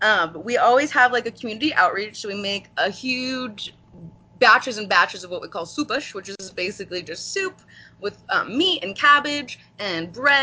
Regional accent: California, United States; I grew up in the Portuguese Halls all over the coast of California.

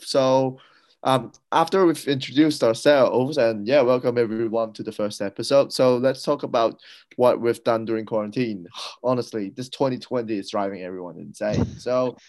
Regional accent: Hong Kong; now in Brisbane, Australia; I'm from Hong Kong

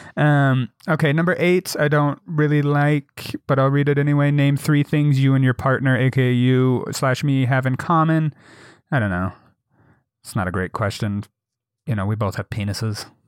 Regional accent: Jackson, Wyoming, United States; growing up in Jackson.

